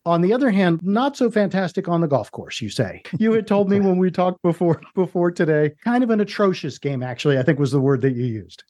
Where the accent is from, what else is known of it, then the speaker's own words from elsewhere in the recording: Washington DC area, District of Columbia, United States; I grew up in the Washington DC area